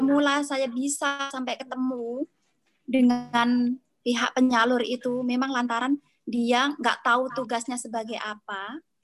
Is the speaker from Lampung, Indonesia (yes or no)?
yes; Tulang Bawang, Lampung, Indonesia; daerah asal saya di Tulang Bawang